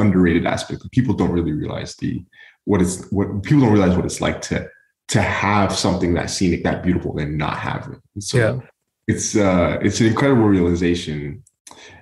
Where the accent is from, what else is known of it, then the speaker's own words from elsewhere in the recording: Oman; now in Houston, United States; growing up in Oman, mm-hmm. we lived along the coastline of we lived along the coast.